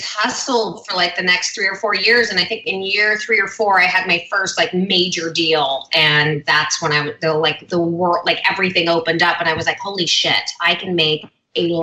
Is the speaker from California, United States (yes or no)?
yes; Hidden Hills, California, United States; born and raised in LA. I grew up in Hidden Hills, like the Calabasas area